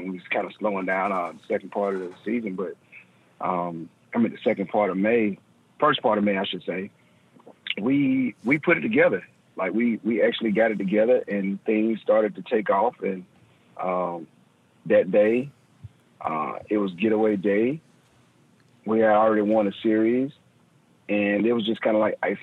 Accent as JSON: {"language": "English", "town": "LaGrange", "region": "Georgia", "country": "United States", "tie": "born or raised there", "said": "Just a little old guy from LaGrange, Georgia"}